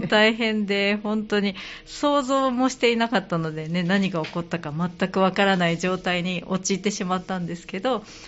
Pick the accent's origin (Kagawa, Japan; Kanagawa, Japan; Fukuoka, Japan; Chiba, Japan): Kanagawa, Japan; now in Kansai, Japan; 子どもの時から神奈川県で育ったので